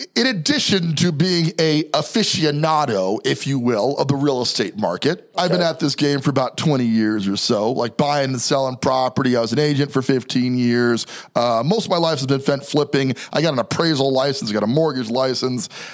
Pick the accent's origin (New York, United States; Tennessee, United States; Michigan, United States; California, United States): New York, United States; New York City; also born or lived in New Jersey; I was born in Jersey, raised in Brooklyn. Okay. So still a New Yorker to the heart here